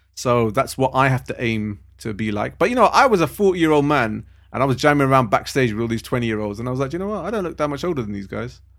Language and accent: English; London, United Kingdom; also born or lived in Harrow; I was, uh, born and raised in Southall.